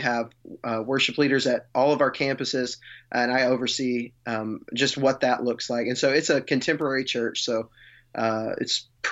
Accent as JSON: {"language": "English", "region": "Texas", "country": "United States", "said": "Well, I guess, I'm from West Texas originally."}